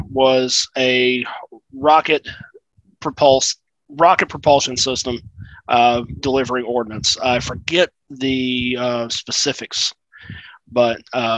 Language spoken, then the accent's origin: English; South Carolina, United States; moved away; So I'm from South Carolina originally, and BMW America's headquarters is in Greenville, South Carolina, about 45 minutes from where I grew up.